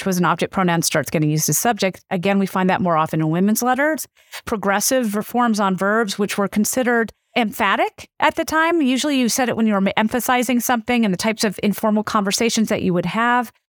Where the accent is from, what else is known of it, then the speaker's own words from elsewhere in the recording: the South, United States; accent: southern; southern vowel features because that's where I grew up.